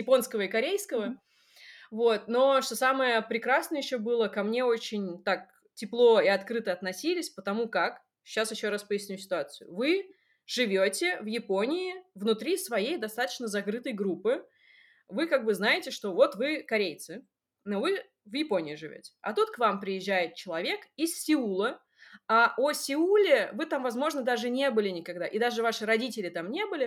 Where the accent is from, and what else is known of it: Russia; also born or lived in Seoul, South Korea